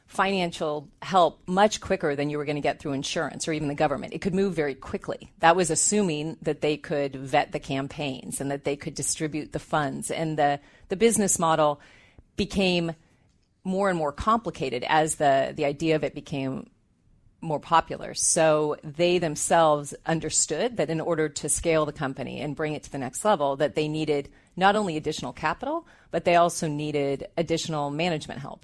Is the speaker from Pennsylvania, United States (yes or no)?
no; Southern California, United States; moved away as an adult; now in Bay Area, United States; I'm actually from Southern California